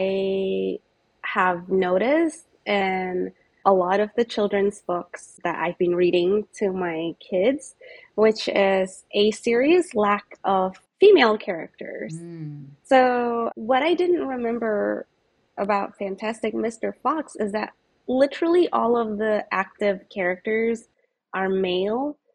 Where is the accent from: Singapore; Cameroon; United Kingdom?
Singapore; I grew up in Singapore